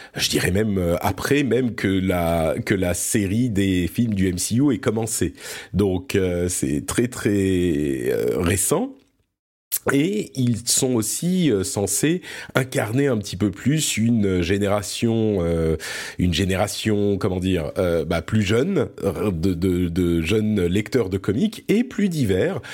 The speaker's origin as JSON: {"language": "French", "country": "France", "tie": "born or raised there", "also_born_or_lived": "Lebanon", "said": "je suis né au Liban. Euh, et du coup, on a immigré en France quand j'étais tout petit"}